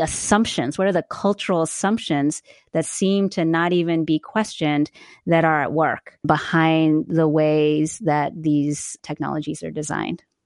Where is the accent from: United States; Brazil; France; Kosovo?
United States; East Coast; moved away as an adult; also born or lived in the South; now in California, United States; we're originally from the East Coast, but have spent a fair bit of time in the South and Westmont, coming out to California to teach out here